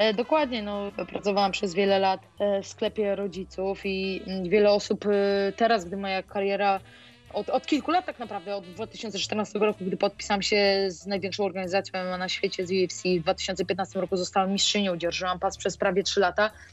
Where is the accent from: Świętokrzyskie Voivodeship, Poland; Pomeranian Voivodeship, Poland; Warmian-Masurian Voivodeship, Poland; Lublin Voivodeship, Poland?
Warmian-Masurian Voivodeship, Poland; Olsztyn; ja pochodzę z Olsztyna